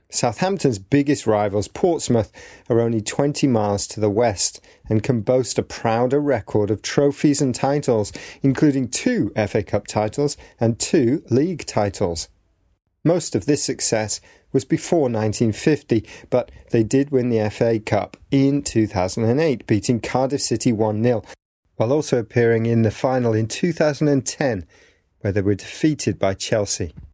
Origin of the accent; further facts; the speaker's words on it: Hungary; English is a second language; I'm from Hungary.